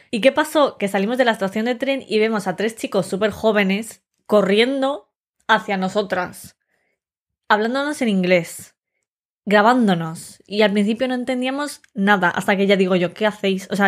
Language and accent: Spanish; Madrid, Community of Madrid, Spain; Y yo dijimos, no, no, de Madrid.